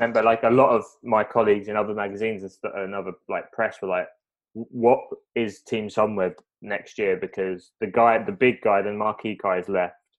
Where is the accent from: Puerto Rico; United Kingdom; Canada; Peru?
United Kingdom; being British